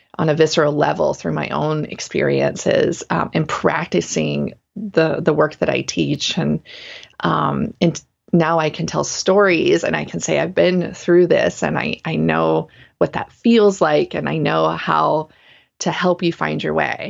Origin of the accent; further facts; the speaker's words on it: the South, United States; moved away; also born or lived in Portland, Oregon; I grew up in the South